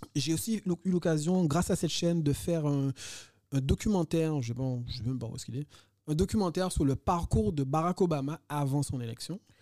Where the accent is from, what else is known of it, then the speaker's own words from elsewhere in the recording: Guadeloupe; moved away as an adult; also born or lived in Montpellier / Pierrefitte-sur-Seine; Je suis né en Guadeloupe